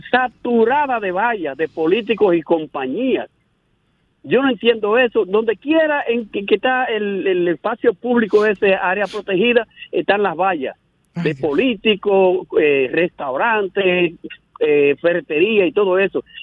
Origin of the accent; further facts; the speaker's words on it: Tamayo, Bahoruco, Dominican Republic; now in Puñal, Dominican Republic; Aunque vivo en Puñal, yo soy de Tamayo.